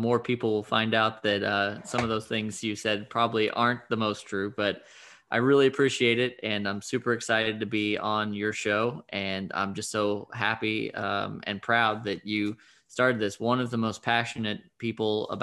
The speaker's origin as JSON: {"language": "English", "region": "Southern Indiana", "country": "United States", "tie": "born or raised there", "said": "I'm from the Midwest originally. I grew up in Southern Indiana"}